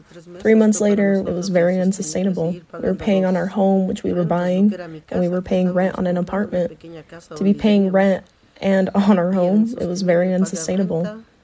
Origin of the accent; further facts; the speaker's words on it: Mexico; moved away as an adult; also born or lived in Guadalajara; now in United States; I was born in Mexico with 12 siblings. My parents always worked out in the fields. That's where we were raised together, working out in the field. We moved to Guadalajara.